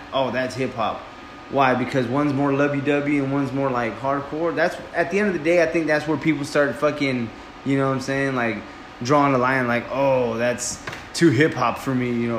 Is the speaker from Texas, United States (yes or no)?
yes; Houston, Texas, United States; Clearly, we're from Houston.